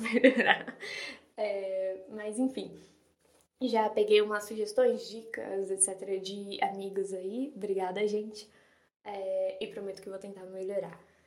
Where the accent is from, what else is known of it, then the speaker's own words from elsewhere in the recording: São Paulo, Brazil; acho que pelo meu sotaque dá para perceber que eu sou de São Paulo.